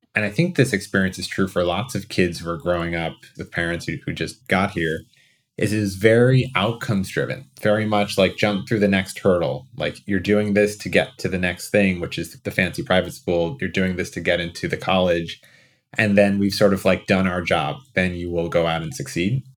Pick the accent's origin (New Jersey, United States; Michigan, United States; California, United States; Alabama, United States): New Jersey, United States; also born or lived in New York; I was born in New Jersey.